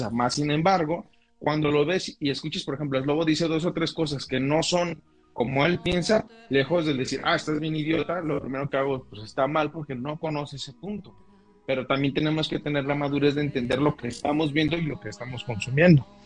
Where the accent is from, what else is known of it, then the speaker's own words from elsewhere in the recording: Mexico; en el caso de la cultura mexicana tenemos ese concepto